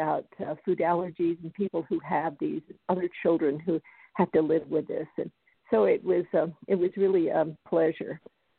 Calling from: Colorado, United States; I'm calling in from Colorado.

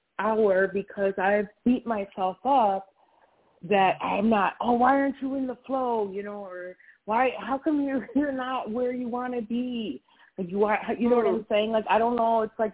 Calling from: Wisconsin, United States; I'm in Wisconsin.

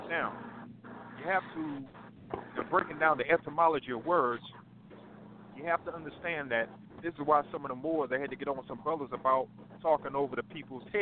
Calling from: North Carolina, United States; I'm calling from North Carolina.

